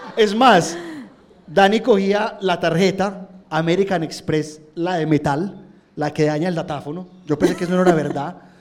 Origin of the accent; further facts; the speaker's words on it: Colombia; uno como colombiano